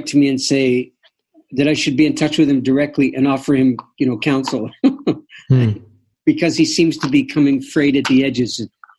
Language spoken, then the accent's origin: English; Canada; as a Canadian